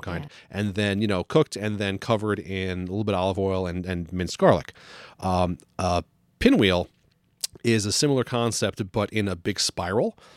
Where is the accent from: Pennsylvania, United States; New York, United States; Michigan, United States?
New York, United States; now in New England, United States; growing up in New York